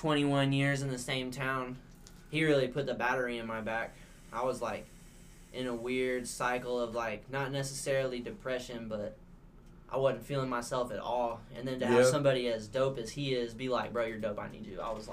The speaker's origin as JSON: {"language": "English", "town": "Hutchinson", "region": "Kansas", "country": "United States", "moved": "as an adult", "lives_now": "Tulsa, United States", "said": "I'm from Hutchinson, Kansas."}